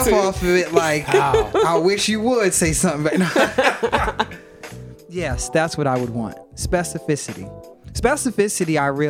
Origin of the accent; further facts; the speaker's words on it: Cameroon; So it doesn't matter if you're from Guinea-Bissau and I'm from Cameroon.